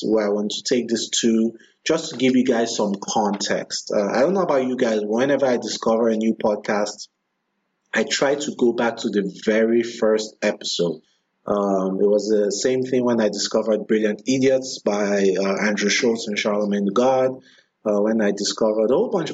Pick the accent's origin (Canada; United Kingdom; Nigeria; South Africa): Nigeria; moved away as an adult; now in Washington, D.C., United States; My first 28 years of life, most of that time was spent in Nigeria